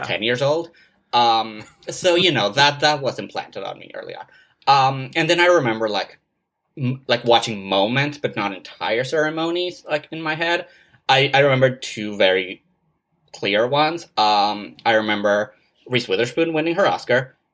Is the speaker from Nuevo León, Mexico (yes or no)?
no; Mexico City, Mexico; moved away; I grew up in Mexico City, uh, was born in Mexico City and grew up, like, around there, uh, like, all my, uh, childhood and and teenage